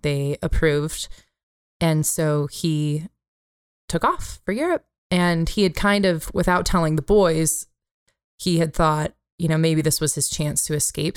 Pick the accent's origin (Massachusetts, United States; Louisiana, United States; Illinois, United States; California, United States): California, United States; moved away; in California, my home state